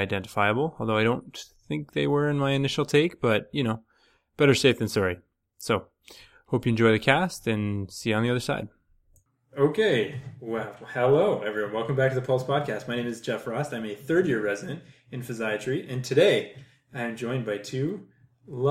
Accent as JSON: {"language": "English", "region": "Ontario", "country": "Canada", "moved": "as an adult", "lives_now": "Vancouver, Canada", "said": "I'm from Ontario"}